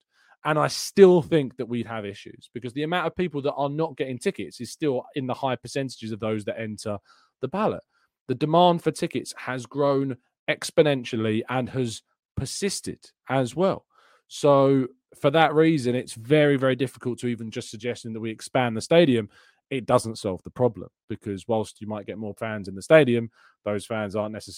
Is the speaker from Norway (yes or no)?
no; Canada; I got a ticket to the Fulham match on my birthday last year when I came over from Canada.